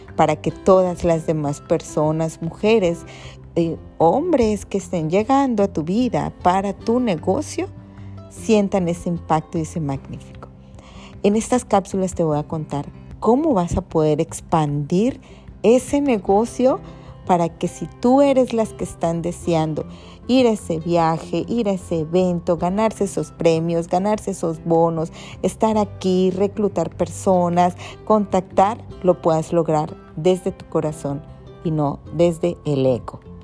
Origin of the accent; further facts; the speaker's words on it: Ciudad del Carmen, Campeche, Mexico; soy de aquí, de Ciudad del Carmen, ¿verdad? Carmela, como todos